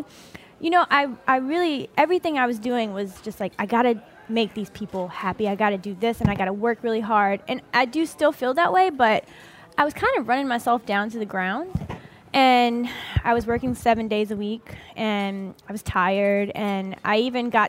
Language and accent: English; New Orleans, Louisiana, United States; I'm from 7th Ward in New Orleans.